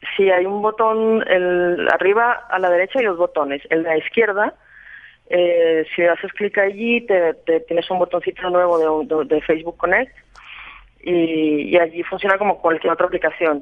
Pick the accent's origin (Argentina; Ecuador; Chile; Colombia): Colombia; yo soy colombiana, me siento colombiana y mi familia es colombiana